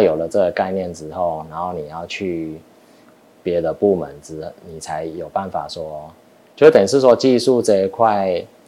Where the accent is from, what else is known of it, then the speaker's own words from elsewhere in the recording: Taiwan; also born or lived in United States; 我们台湾人是比较看，看头衔